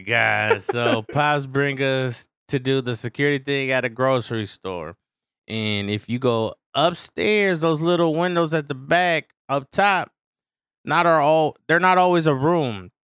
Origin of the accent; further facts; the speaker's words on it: San Francisco, California, United States; growing up in San Francisco, it's always foggy